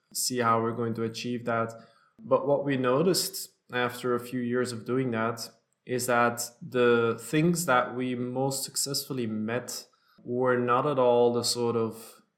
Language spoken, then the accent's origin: English; Belgium; also born or lived in New York State, United States / Antwerp, Belgium; I'm both a U.S. citizen and Belgian. My parents are Belgian, but we lived in the States when I was very small.